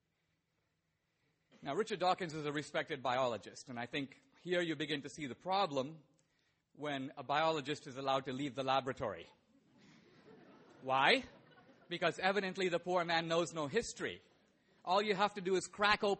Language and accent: English; India; I was born in India